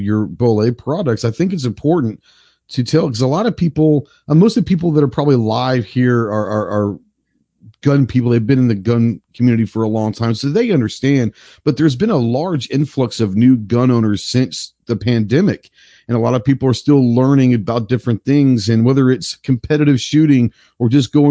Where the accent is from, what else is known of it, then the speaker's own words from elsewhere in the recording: Dallas, Texas, United States; also born or lived in Camp Pendleton, California; I grew up in Dallas